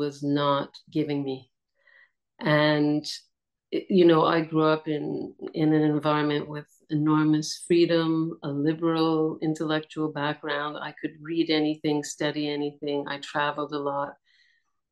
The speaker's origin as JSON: {"language": "English", "town": "Montreal", "region": "Quebec", "country": "Canada", "tie": "born or raised there", "also_born_or_lived": "India", "moved": "as an adult", "lives_now": "Portugal", "said": "I was born in Montreal, and I was born to a family of travelers"}